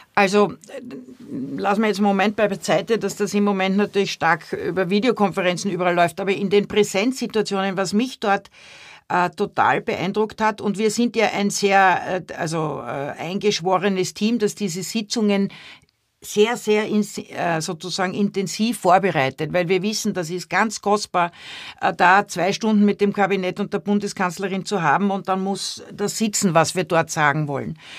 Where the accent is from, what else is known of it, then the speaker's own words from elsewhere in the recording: Vienna, Austria; now in Germany; als Kind in Wien aufgewachsen, da war ich nie in Deutschland